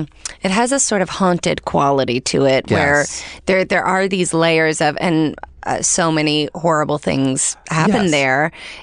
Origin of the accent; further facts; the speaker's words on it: Galax, Virginia, United States; I'm from Galax, Virginia.